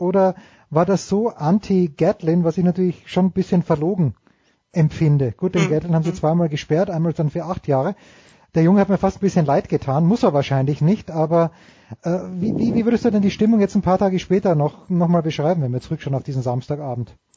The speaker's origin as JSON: {"language": "German", "country": "Austria", "said": "als Österreicher"}